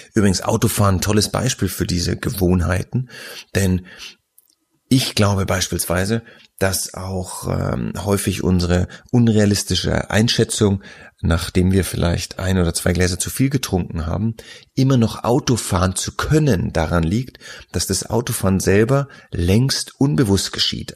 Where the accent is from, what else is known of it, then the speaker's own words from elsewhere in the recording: Nuremberg, Bavaria, Germany; ich ja als gebürtiger Nürnberger